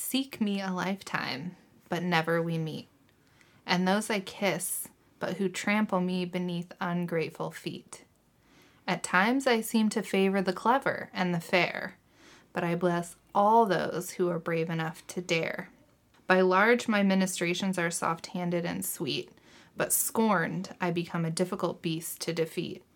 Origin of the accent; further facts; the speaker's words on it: Missouri, United States; I'm from Missouri and people from here, for some reason, like to think they're Southern